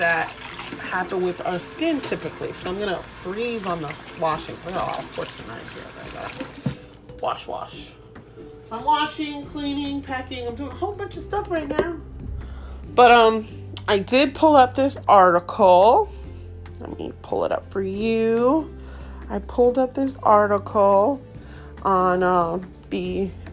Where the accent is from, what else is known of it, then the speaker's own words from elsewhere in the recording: United States; I'm American, born here, but my dad is Puerto Rican, and my mommy is Haitian.